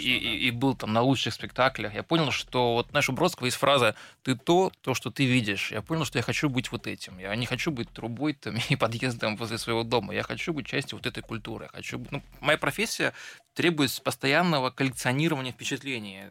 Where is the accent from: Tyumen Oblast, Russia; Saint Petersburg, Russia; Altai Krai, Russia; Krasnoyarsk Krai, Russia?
Tyumen Oblast, Russia; Tyumen; moved away